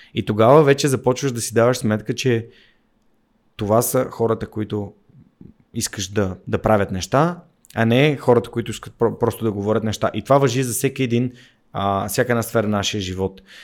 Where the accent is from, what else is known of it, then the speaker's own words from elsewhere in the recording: Sofia, Sofia City, Bulgaria; аз съм наполовина от Горна Оряховица, макар че съм роден в София.